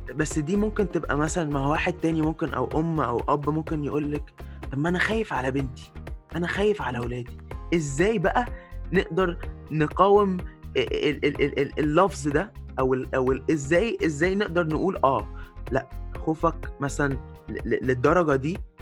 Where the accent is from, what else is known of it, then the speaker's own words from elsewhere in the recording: Egypt; moved away as an adult; اتربيت في مصر بس عشت بره بقالي كتير